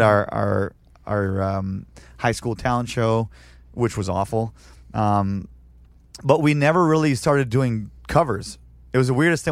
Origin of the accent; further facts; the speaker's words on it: Canada; moved away as an adult; now in San Diego, United States; I'm still a Canadian citizen